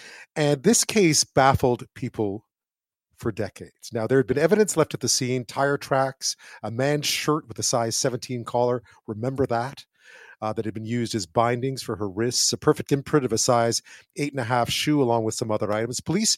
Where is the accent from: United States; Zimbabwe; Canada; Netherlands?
Canada; Montreal, Quebec; we head back to my hometown, Montreal